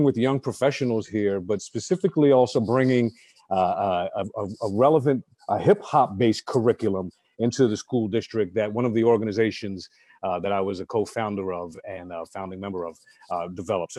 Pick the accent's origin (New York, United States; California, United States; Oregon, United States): New York, United States; New York City; now in Anchorage, United States; I grew up in originally in New York City